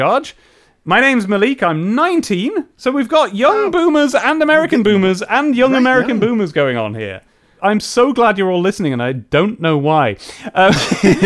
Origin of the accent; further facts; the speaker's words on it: England, United Kingdom; accent: English; my English accent